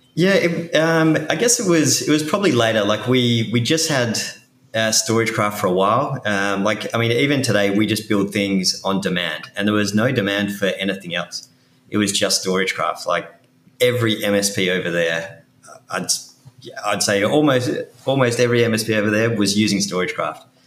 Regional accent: Perth, Western Australia, Australia; accent: Australian; moved away as an adult; now in New York City, United States; I'm originally from Perth in Western Australia.

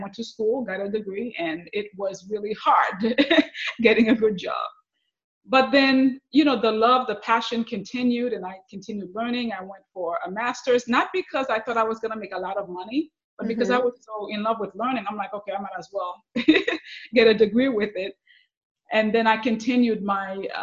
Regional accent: Haiti; English is a second language; also born or lived in New York / Miami, Florida; now in Central Florida, United States; growing up in Haiti.

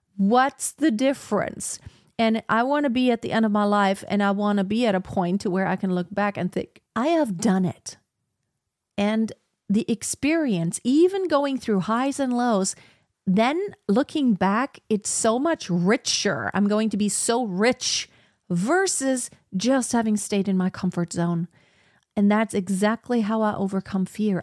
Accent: Germany; I was born in Germany, I speak German and English

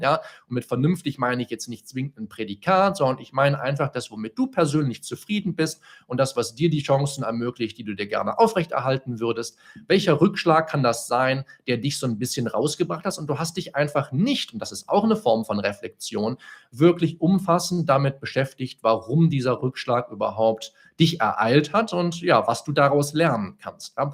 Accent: Solingen, North Rhine-Westphalia, Germany; moved away as an adult; now in Bonn, Germany; ich vorher noch in Solingen gelebt, in meiner Heimatstadt

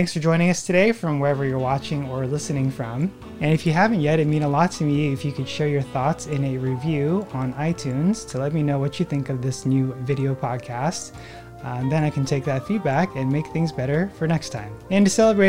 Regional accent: Newport Beach, California, United States; also born or lived in Hawaii / Los Angeles; Newport Beach, which is where I grew up

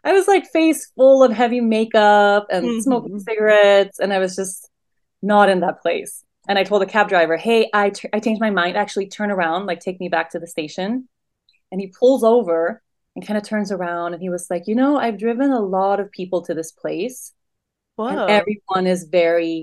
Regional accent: Sweden; moved away as an adult; So I was born and raised in Sweden and lived my whole young adult life in Sweden

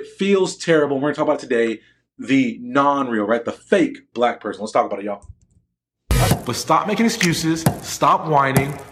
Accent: Newport Beach, California, United States; I grew up in Orange County. I went to Newport Harbor High School

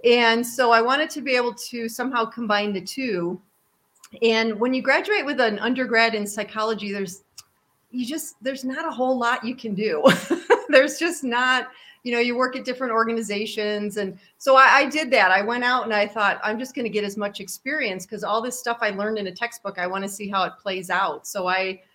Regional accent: New York, United States; I grew up in New York State

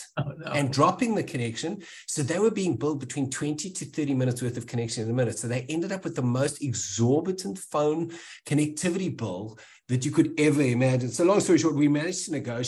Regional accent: South Africa; growing up in South Africa

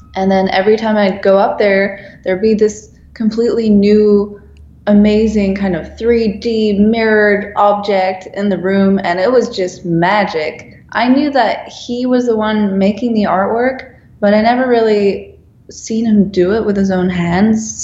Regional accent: Netherlands; moved away as an adult; now in Los Angeles, United States; I'm a designer from the Netherlands. I'm now working in Los Angeles

